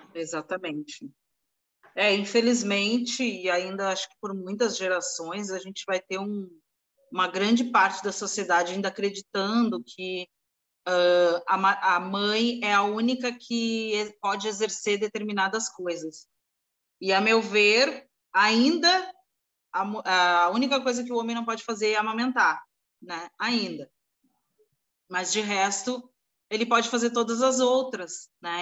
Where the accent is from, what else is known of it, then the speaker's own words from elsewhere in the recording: São Paulo, Brazil; now in Santos, Brazil; eu sou paulistana de coração, mas ah, no momento eu sou também estou morando em Céu, com Santos